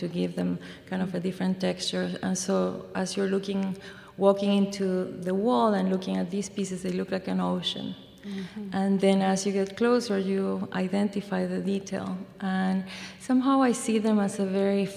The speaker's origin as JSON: {"language": "English", "region": "Mendoza", "country": "Argentina", "second_language": "English", "moved": "yes", "lives_now": "Iowa, United States", "said": "I'm from Mendoza, which is in the mountains"}